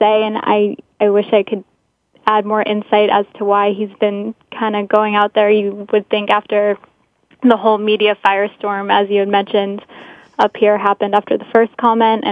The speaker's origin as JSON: {"language": "English", "town": "Boston", "region": "Massachusetts", "country": "United States", "said": "I'm from Boston"}